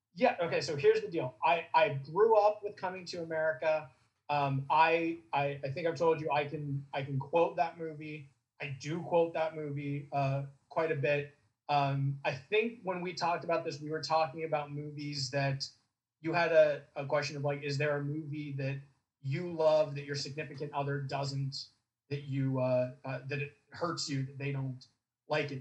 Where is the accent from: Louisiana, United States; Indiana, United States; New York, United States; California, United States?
California, United States; Southern; I grew up in Southern California